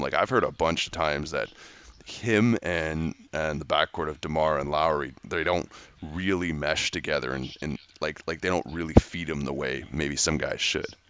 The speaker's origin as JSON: {"language": "English", "country": "Canada", "said": "being a Canadian guy"}